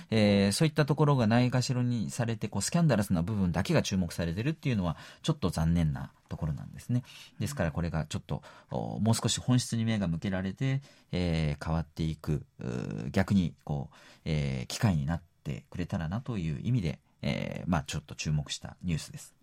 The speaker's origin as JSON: {"language": "Japanese", "country": "Japan", "also_born_or_lived": "South Korea", "moved": "yes", "said": "昔私が韓国に日本人だっていうと、ああ、サッカーの中田みたいに言われてた"}